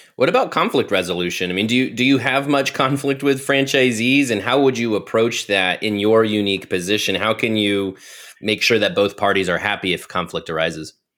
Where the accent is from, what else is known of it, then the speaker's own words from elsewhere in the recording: Ohio, United States; moved away; I just moved to Ohio. I'm originally from Ohio